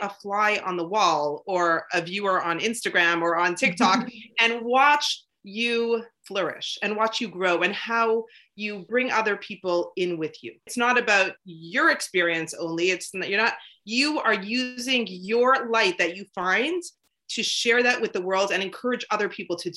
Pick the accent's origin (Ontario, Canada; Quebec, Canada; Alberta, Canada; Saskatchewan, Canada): Ontario, Canada; Toronto; because I grew up in Toronto